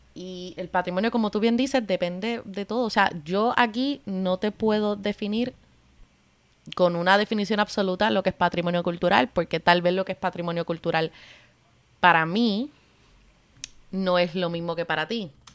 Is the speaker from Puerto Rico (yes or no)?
yes; Cabo Rojo, Puerto Rico; moved away; also born or lived in London; Yo soy puertorriqueña